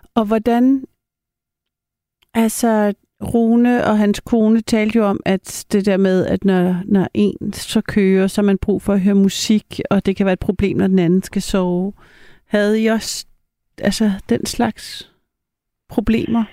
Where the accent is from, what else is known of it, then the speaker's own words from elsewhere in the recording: Paris, Île-de-France, France; now in Denmark; jeg er jo halv fransk, og jeg er jo døbt i Frankrig. Og min papa, som er fransk, og jeg er født i Paris